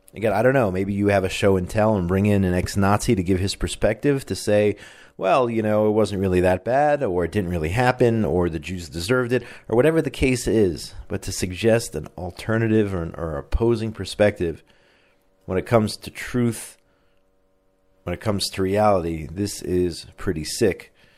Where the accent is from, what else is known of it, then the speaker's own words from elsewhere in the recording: Indiana, United States; moved away; my home state of Indiana